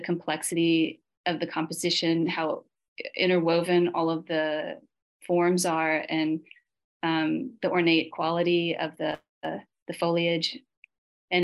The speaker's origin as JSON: {"language": "English", "town": "Memphis", "region": "Tennessee", "country": "United States", "said": "I'm from Memphis"}